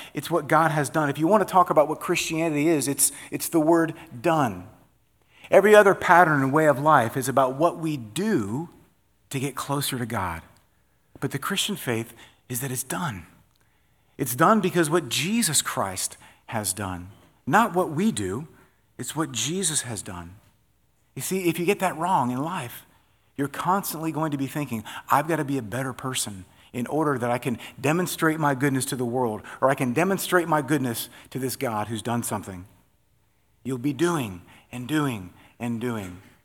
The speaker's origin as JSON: {"language": "English", "region": "Florida", "country": "United States", "said": "I'm from Florida"}